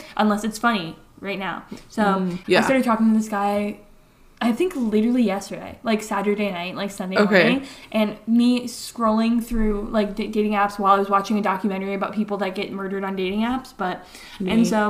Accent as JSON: {"language": "English", "region": "Connecticut", "country": "United States", "said": "we live in New England. We're from Connecticut"}